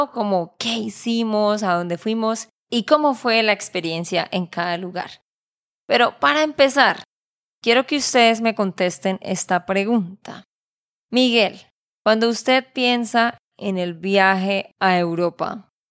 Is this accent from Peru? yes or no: no; Santander, Colombia; de Santander, Colombia.